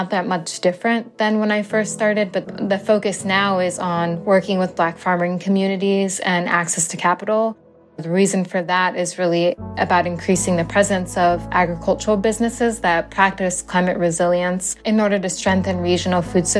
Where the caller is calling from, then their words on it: Central Massachusetts, United States; I am co-founder and president of Black Farmer Fund, and I'm calling in from Central Massachusetts.